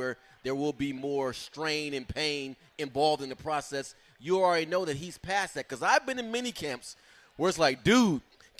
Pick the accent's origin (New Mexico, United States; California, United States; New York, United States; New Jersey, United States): California, United States; because we grew up in the Bay Area, the 49ers, team of the 80s